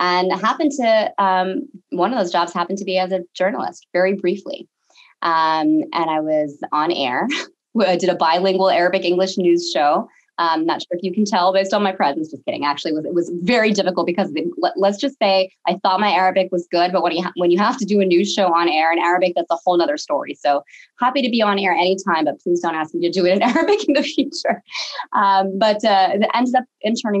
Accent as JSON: {"language": "English", "area": "Bay Area", "region": "California", "country": "United States", "tie": "born or raised there", "said": "grew up in the Bay Area"}